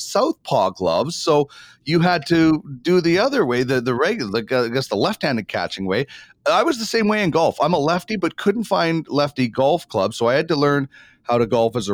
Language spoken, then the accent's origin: English; Brandon, Manitoba, Canada; I grew up in Brandon, Manitoba.